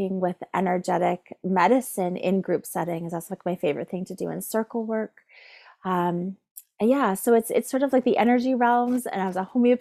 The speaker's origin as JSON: {"language": "English", "area": "Neyaashiinigmiing", "region": "Ontario", "country": "Canada", "said": "I am from Neshengangaming, which is called Cape Croker"}